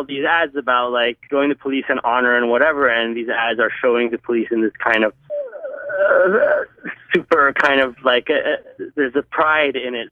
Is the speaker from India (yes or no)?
no; Egypt; growing up in Egypt, I had an incredibly limited access to comics